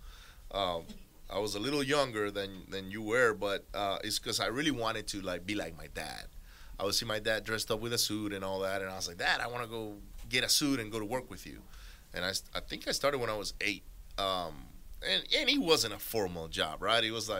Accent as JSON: {"language": "English", "country": "Venezuela", "tie": "born or raised there", "moved": "yes", "lives_now": "Houston, United States", "said": "I grew up in Venezuela"}